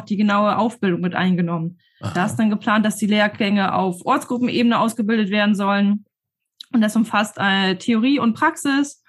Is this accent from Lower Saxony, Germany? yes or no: yes; Horneburg, Lower Saxony, Germany; ich komme aus Horneburg.